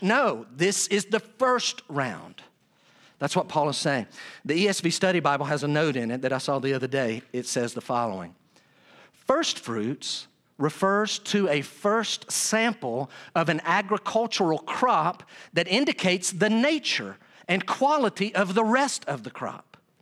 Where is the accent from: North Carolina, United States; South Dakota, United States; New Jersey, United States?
North Carolina, United States; Weaverville; moved away; I was in my hometown of Weaverville, North Carolina